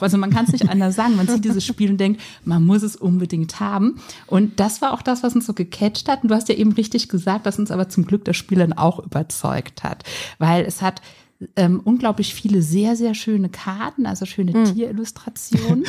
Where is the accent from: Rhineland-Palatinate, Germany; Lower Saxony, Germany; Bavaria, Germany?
Rhineland-Palatinate, Germany; wir kommen aus der Pfalz